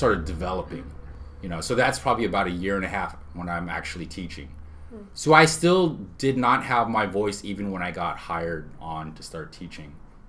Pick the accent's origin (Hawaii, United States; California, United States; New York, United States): Hawaii, United States; Honolulu; born there; I was born in Honolulu.